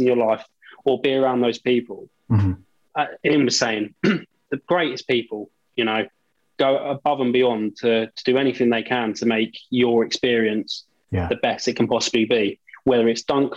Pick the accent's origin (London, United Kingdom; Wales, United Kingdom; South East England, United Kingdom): South East England, United Kingdom; Margate; we're from Margate, which is right the most southeasterly point of the country.